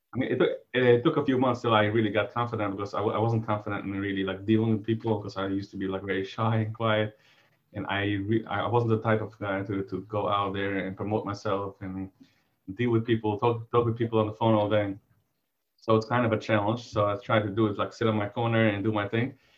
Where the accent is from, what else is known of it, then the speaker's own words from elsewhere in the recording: New York, United States; I'm originally from uh, New York